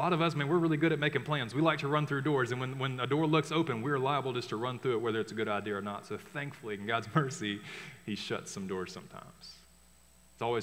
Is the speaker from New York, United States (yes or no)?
no; Tuscaloosa, Alabama, United States; moved away; my hometown